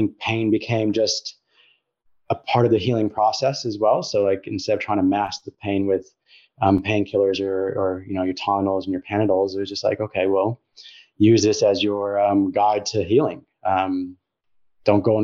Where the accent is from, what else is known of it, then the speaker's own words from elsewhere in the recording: Colorado, United States; moved away; I grew up in the States, in Colorado.